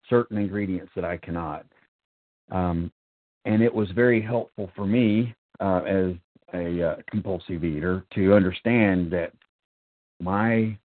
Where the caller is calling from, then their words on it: North Carolina, United States; I am a recovered compulsive overeater, and I'm calling from North